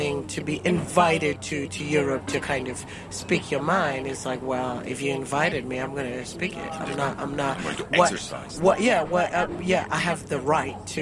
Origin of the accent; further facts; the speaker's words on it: Zimbabwe; happened in Zimbabwe in terms of language. That, you know, of course we do speak English